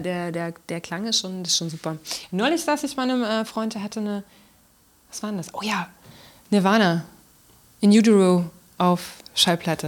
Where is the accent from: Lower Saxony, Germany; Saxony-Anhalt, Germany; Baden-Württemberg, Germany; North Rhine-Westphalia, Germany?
Saxony-Anhalt, Germany; Magdeburg; also born or lived in Berlin; als ich in Berlin gelebt habe und Leuten erzählt habe, ich komme aus Magdeburg